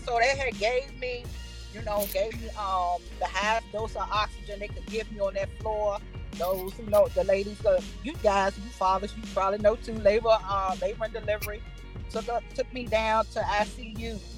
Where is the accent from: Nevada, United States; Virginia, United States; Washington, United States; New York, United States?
New York, United States; we was born in New York